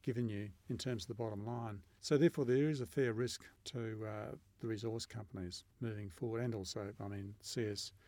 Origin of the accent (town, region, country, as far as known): Australia